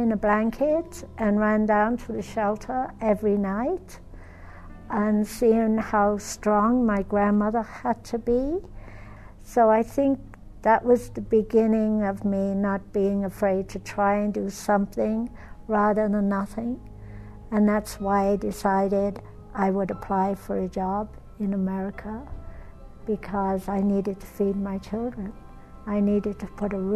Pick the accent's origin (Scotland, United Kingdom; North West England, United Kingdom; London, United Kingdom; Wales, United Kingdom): Wales, United Kingdom; moved away as an adult; now in New Mexico, United States; I'm originally from Wales